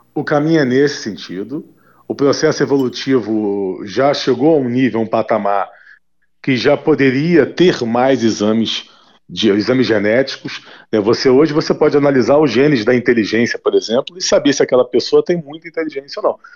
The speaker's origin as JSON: {"language": "Portuguese", "country": "Brazil", "tie": "born or raised there", "said": "41 anos de idade, nasci no Brasil"}